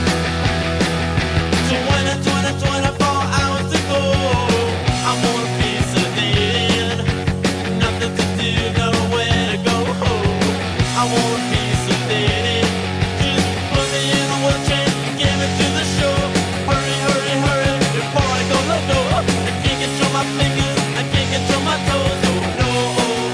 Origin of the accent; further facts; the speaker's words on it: New York City, New York, United States; I'm a New Yorker, so I grew up in CBGBs